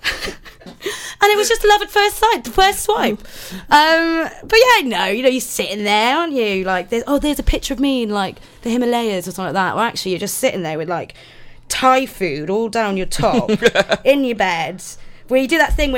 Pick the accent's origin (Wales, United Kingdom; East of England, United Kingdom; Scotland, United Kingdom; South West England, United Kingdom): Wales, United Kingdom; I'm Welsh